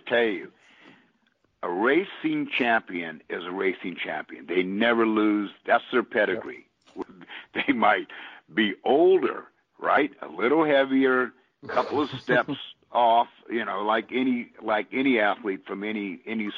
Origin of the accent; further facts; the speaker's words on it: Austin, Texas, United States; my home state, my hometown, and it will be here in Texas, in Austin